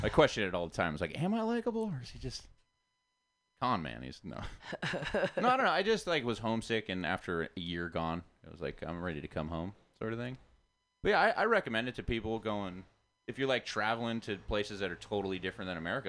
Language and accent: English; Goleta, California, United States; also born or lived in China; I grew up in Goleta, Santa Barbara, right near Montecito, where Oprah lives. So I'm like a working class family, but I grew up with a lot of wealthy, privileged kids.